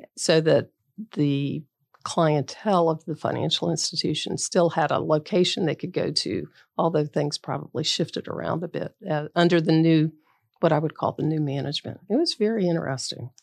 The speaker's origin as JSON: {"language": "English", "town": "Bradenton", "region": "Florida", "country": "United States", "tie": "born or raised there", "also_born_or_lived": "Tampa, Florida", "said": "I grew up in Bradenton"}